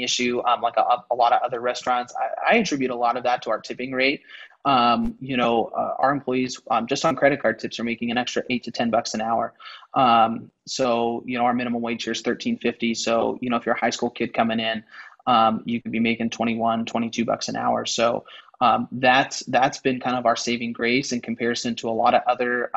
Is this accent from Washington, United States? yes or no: yes; Maple Valley, Washington, United States; I grew up in Maple Valley where our second store is